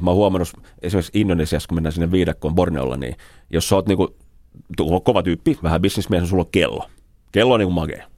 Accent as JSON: {"language": "Finnish", "country": "Finland", "said": "Mä sanoin, että me ollaan Suomesta"}